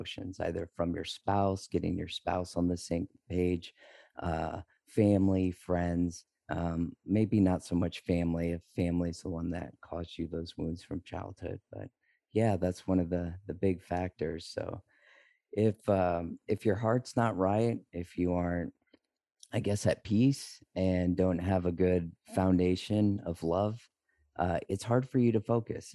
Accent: Texas, United States; now in St. Croix, U.S. Virgin Islands; I'm originally from Texas, but right now we're living in St. Croix.

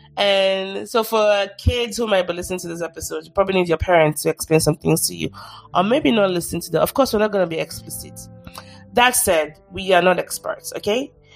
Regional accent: Nigeria; I'm Nigerian, I should be careful how I say this. Especially Yoruba

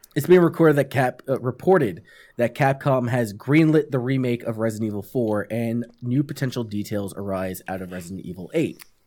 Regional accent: New York, United States; moved away; also born or lived in California / North Carolina; I'm from New York.

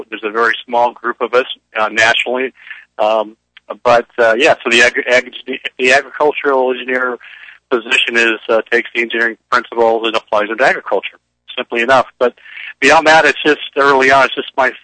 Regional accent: Central Coast, California, United States; I grew up in the Central Coast.

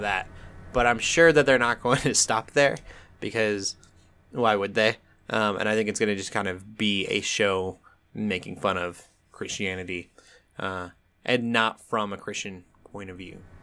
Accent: Colorado, United States; moved away; also born or lived in South Dakota; I'm from Colorado. But I'm also from South Dakota a little bit, and that ranch town life

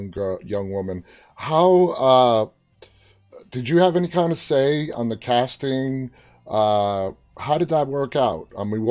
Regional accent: New York, United States; I'm from New York

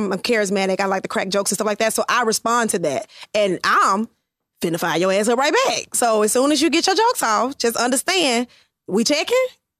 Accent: Memphis, Tennessee, United States; moved away; So I'm originally from Memphis.

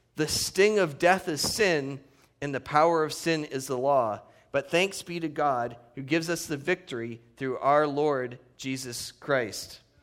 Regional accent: Northeast, United States; now in Redlands, United States; the true roots that I grew up in the Northeast

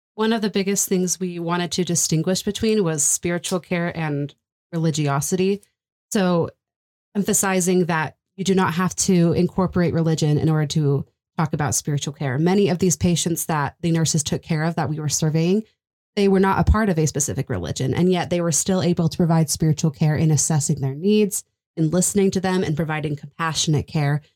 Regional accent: Texas, United States; moved away as an adult; I'm from Texas

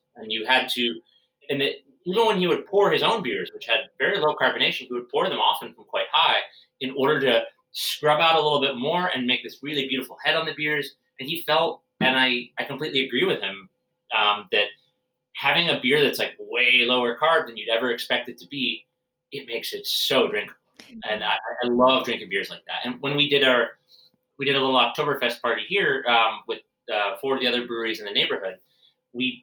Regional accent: United States

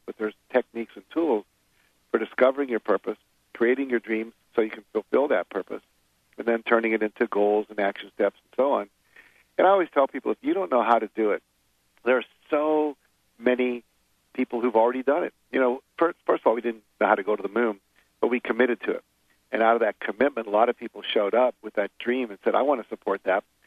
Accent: West Virginia, United States; I grew up in West Virginia

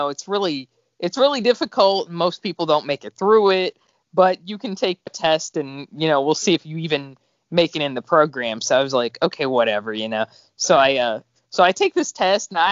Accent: Pinellas County, Florida, United States; I grew up in Florida on the other side of the coast. I grew up in Pinellas County, where I still live

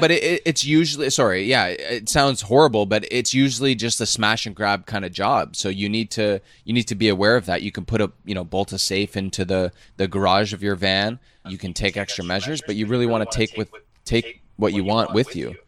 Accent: Canada; moved away as an adult; we grew up in Canada.

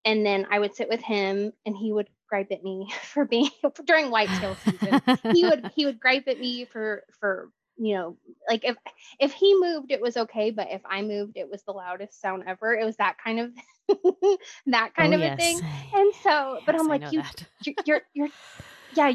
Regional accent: Texas, United States; I am 32 and from Texas, born and raised, lived here my whole life.

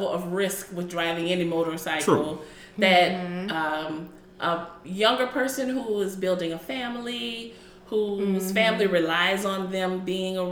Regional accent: United States; I'm African American

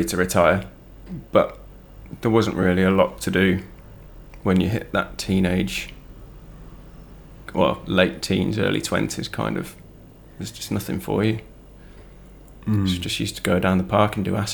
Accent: Stratford-upon-Avon, West Midlands, United Kingdom; I grew up in Stratford-upon-Avon.

